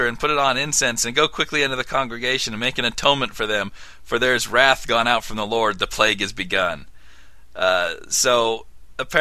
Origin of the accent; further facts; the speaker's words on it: Utah, United States; growing up in Utah, the LDS Church